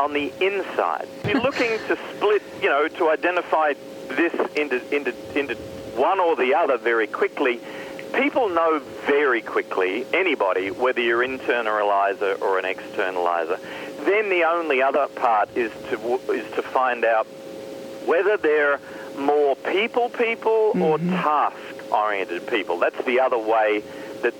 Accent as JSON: {"language": "English", "country": "Australia", "said": "my home country of Australia"}